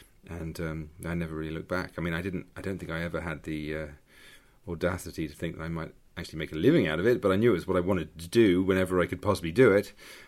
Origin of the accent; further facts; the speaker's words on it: London, United Kingdom; People growing up in Mitcham, Surrey, composition was obviously the way out for me.